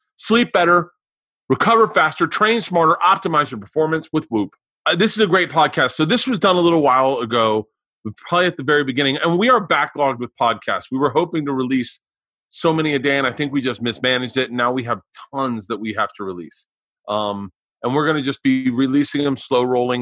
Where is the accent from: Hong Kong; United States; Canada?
United States; Florida; I grew up in Florida